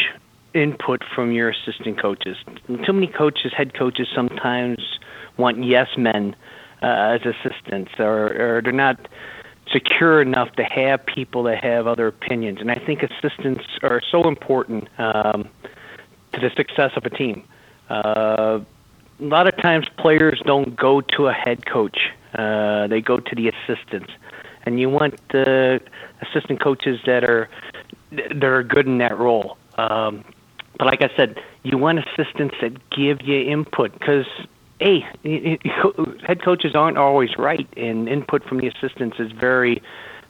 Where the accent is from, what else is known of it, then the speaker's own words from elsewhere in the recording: St. Louis, Missouri, United States; I grew up in St. Louis, Missouri